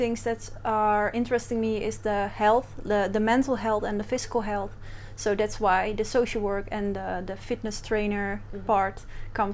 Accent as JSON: {"language": "English", "country": "Netherlands", "said": "I'm from the Netherlands"}